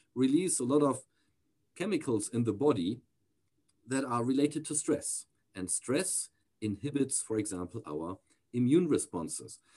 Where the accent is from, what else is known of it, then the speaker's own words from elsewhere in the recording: near the Danish border, Schleswig-Holstein, Germany; also born or lived in Texas, United States; I grew up most of my childhood, of my early childhood, then uh, in a small town near to the Danish border